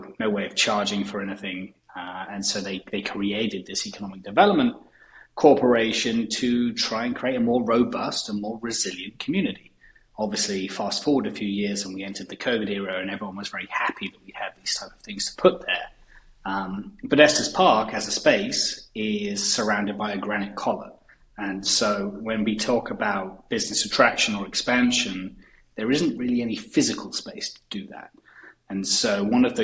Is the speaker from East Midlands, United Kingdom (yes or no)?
no; about an hour southwest of London, South East England, United Kingdom; moved away as an adult; now in Sauk County, Wisconsin, United States; So originally I'm from England. So about an hour southwest of London. Is where I grew up and spent the first 25 years of my life.